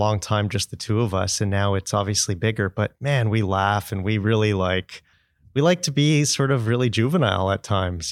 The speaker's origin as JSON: {"language": "English", "town": "Brampton", "region": "Ontario", "country": "Canada", "said": "I'm from Brampton"}